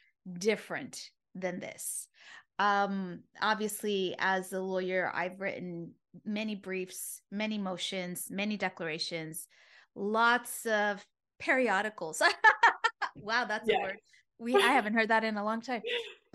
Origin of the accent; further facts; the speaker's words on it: United States; born there; first language Spanish; English is a second language; though I was born here in the States, but my first primary language was Spanish.